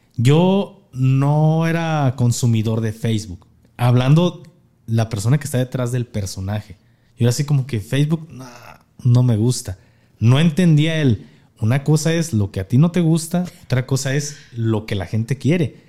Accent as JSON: {"language": "Spanish", "region": "Jalisco", "country": "Mexico", "said": "somos de Jalisco"}